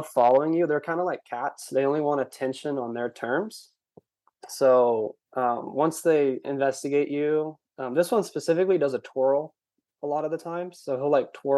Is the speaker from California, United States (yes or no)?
yes; California, United States; I'm from California